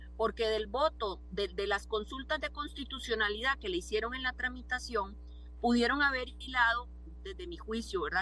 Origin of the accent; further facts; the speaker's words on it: Costa Rica; como costarricense